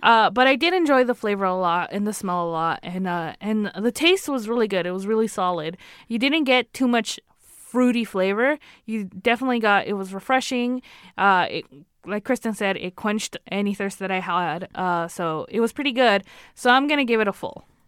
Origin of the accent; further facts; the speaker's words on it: California, United States; accent: California; my California accent